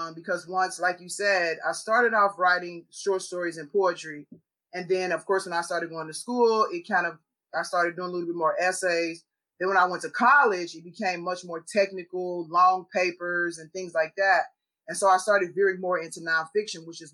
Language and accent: English; Chicago, Illinois, United States; I grew up in Chicago in the hood